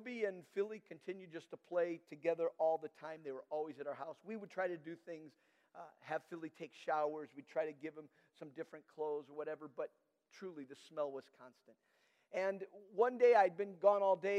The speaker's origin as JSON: {"language": "English", "country": "Nigeria", "tie": "born or raised there", "moved": "yes", "said": "I had grown up in Nigeria, and I met Danette at college"}